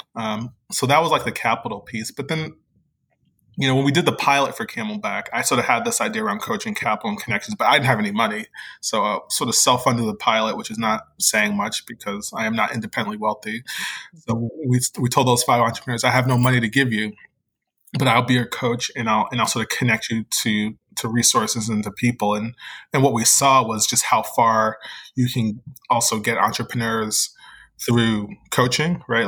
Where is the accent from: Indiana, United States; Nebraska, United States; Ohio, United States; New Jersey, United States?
New Jersey, United States; moved away as an adult; also born or lived in Virginia / Philadelphia; now in New Orleans, United States; I live in New Orleans, but I was born and raised in New Jersey. Uh, the part of New Jersey that's the suburb of New York